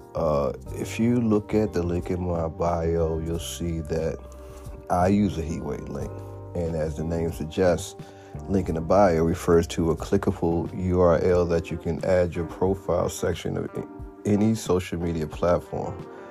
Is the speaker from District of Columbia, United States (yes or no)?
yes; Washington, District of Columbia, United States; born and raised in Washington, D.C., metropolitan area